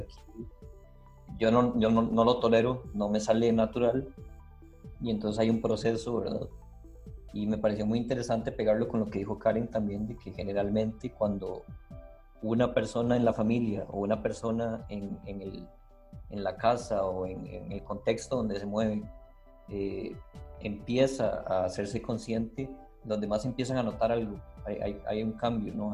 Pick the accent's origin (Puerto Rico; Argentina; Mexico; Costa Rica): Costa Rica; yo no soy eh, costarricense, fue una nacionalidad que, bueno, que aprendí a darle una continuidad